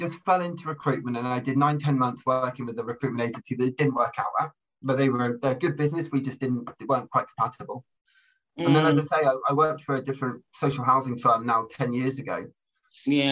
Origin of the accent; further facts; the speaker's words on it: Plymouth, South West England, United Kingdom; moved away as an adult; also born or lived in Durham; now in Solihull, United Kingdom; I grew up in the southwest. I grew up in Plymouth